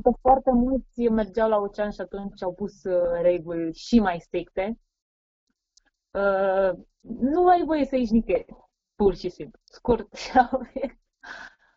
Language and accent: Romanian; southern Gorj, Romania; moved away as an adult; now in Sacramento, United States; am crescut și am învățat la o școală generală din sudul Gorjului, satul meu se numește Miluta